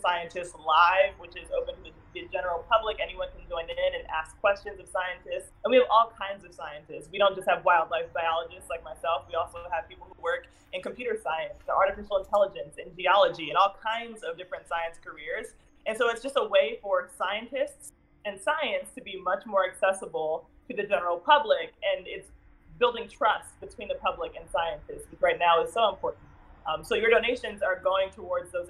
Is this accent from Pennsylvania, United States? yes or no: yes; Philadelphia, Pennsylvania, United States; born and raised in Philadelphia.